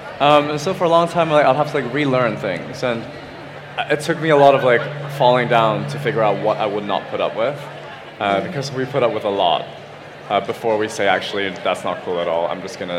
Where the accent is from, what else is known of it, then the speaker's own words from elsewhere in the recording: Hong Kong; now in United Kingdom; So I grew up in Hong Kong. for half of my life, and I grew up here for half of my life.